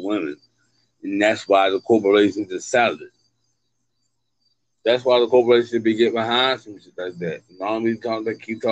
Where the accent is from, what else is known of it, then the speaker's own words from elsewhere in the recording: United States; I'm from America. I've been out here. I've been out here all my life